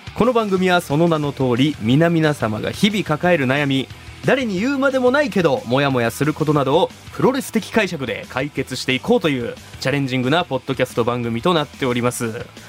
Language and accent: Japanese; Shimabara, Nagasaki, Japan; 長 崎の島原出身なんですけど